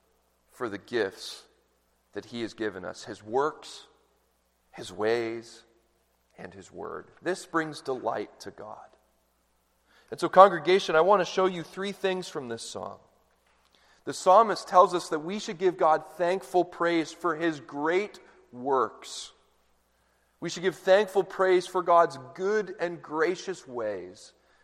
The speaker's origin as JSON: {"language": "English", "country": "Canada", "tie": "born or raised there", "moved": "yes", "lives_now": "United States", "said": "I'm Canadian"}